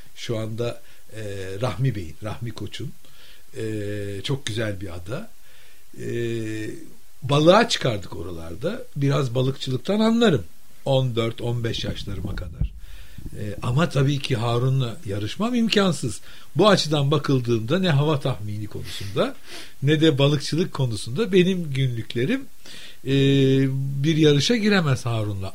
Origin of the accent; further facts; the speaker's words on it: Istanbul, Turkey; ben modalıyım